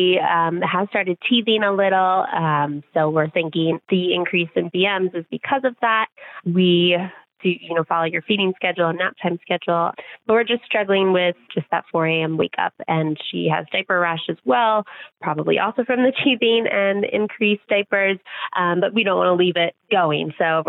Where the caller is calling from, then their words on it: New Jersey, United States; I am from New Jersey.